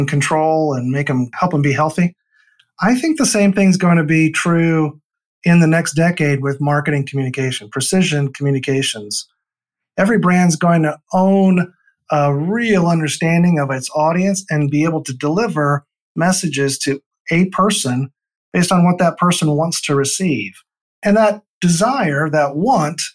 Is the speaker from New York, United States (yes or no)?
no; Northeast Iowa, United States; grew up on a farm in Northeast Iowa